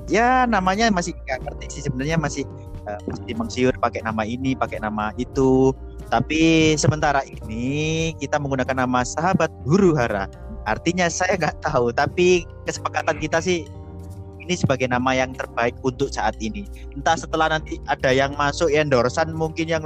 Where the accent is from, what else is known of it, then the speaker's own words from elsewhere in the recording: East Java, Indonesia; karena kita berasal juga dari Jawa Timur dari Jawa Timur